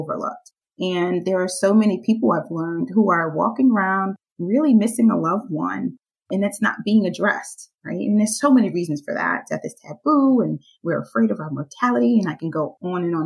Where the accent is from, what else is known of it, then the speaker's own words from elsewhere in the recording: New York City, New York, United States; I am from Brooklyn, New York, born and raised